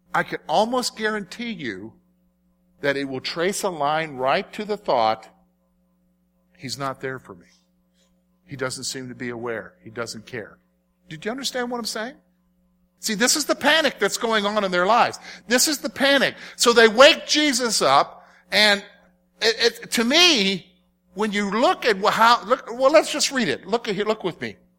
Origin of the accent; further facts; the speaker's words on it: South Carolina, United States; as a boy growing up in South Carolina